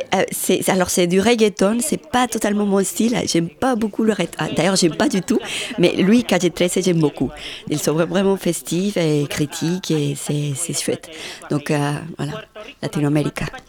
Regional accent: Medellín, Antioquia, Colombia; moved away as an adult; also born or lived in Granada, Colombia; je suis née à Granada, qui c'est juste à côté, un petit village. Et après, je suis partie à Medellín à 200, 300. Et là, j'ai vécu jusqu'à 27 ans

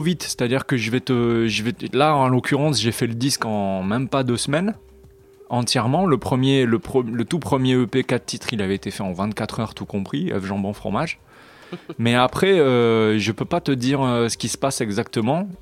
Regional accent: France; je suis français sur un label étranger

